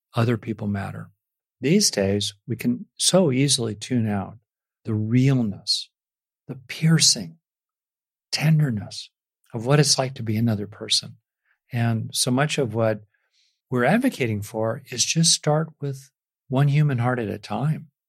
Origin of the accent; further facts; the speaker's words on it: United States; I grew up in America in, in the sixties and seventies